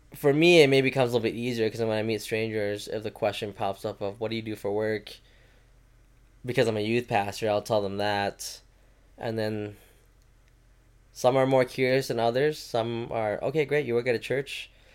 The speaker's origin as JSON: {"language": "English", "region": "Minnesota", "country": "United States", "tie": "born or raised there", "also_born_or_lived": "Thailand"}